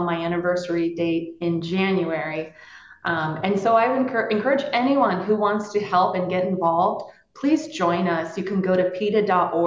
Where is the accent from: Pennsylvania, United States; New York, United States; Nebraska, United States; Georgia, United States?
Pennsylvania, United States; I grew up in Pennsylvania where people had farms and my dad was a butcher